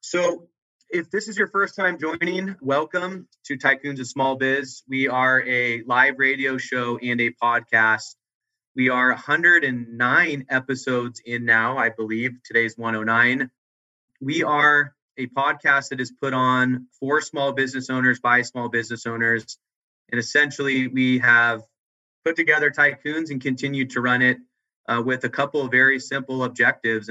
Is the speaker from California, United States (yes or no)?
yes; Southern California, United States; also born or lived in Long Beach; now in Las Vegas, United States; I grew up in Southern California